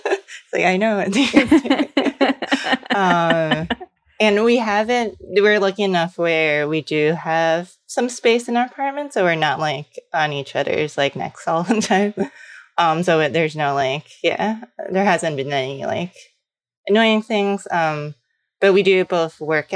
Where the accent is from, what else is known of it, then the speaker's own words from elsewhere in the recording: New York City, New York, United States; also born or lived in Los Angeles; I'm from New York City, but I lived in LA after college